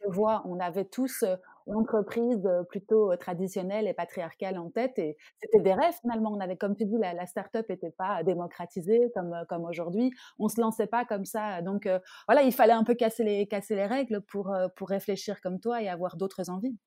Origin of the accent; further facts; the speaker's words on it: France; now in Belgium; je suis française